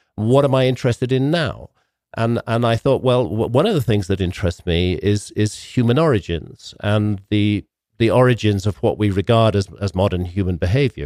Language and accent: English; United Kingdom; I come from Britain